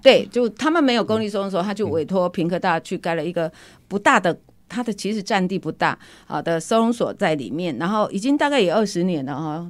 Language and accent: Chinese; Kaohsiung, Taiwan; 那我来自， 来自高雄哈，我来自高雄。